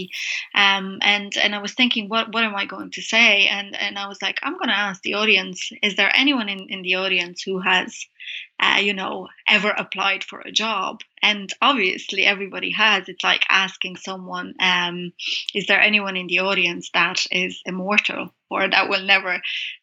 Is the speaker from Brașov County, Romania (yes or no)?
yes; Brașov, Brașov County, Romania; moved away as an adult; So I've been here 15 years, but I'm from Transylvania, Romania, from a town called Brasov.